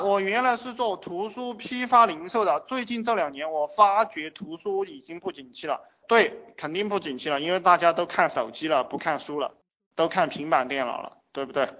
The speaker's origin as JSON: {"language": "Chinese", "country": "China", "said": "我们中国人"}